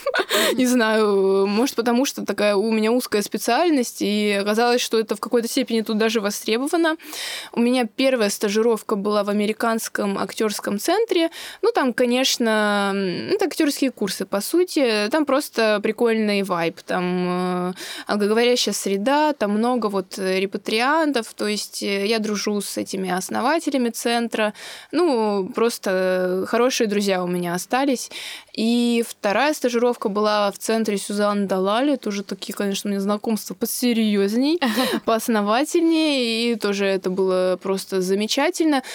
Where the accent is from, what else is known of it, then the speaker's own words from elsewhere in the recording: Moscow, Russia; moved away as an adult; now in Israel; Я родилась и выросла в Москве